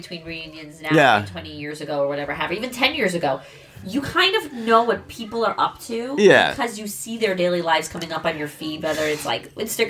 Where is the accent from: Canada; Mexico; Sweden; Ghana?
Sweden; I'm from Sweden.